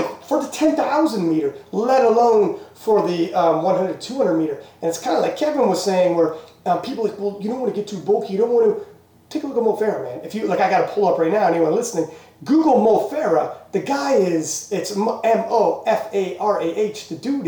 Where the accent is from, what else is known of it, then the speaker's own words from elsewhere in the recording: Canada; we're Canadian